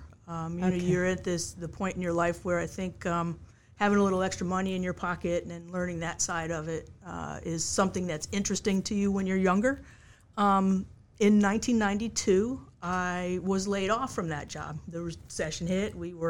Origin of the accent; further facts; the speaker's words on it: Connecticut, United States; I came here from Connecticut to go to what I know as Mary Washington College, and graduated in 1985 from there